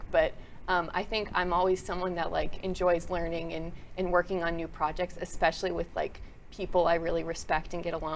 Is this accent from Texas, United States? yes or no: yes; Southlake, Texas, United States; also born or lived in New Jersey / Borger, Texas / San Diego, California; I was born in New Jersey originally, but spent like most of my childhood in the DFW area in South Lake